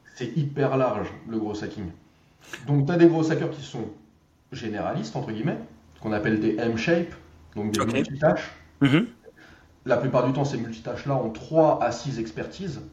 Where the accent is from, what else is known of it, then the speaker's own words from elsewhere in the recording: Drancy, Île-de-France, France; j'habitais le 93, à Drancy